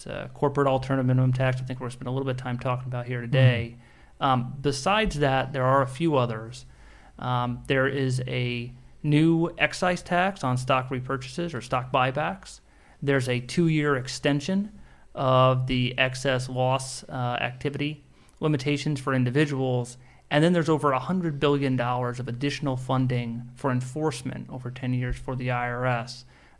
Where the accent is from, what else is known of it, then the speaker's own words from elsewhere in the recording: Nebraska, United States; moved away as an adult; now in Washington, D.C. area, United States; we're from Nebraska, I'm from Nebraska.